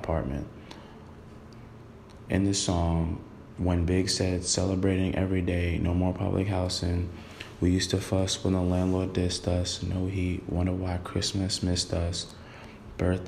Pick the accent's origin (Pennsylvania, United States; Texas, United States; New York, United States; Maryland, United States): New York, United States; New York City; I was born in Brooklyn, New York. I grew up in the same area as Big did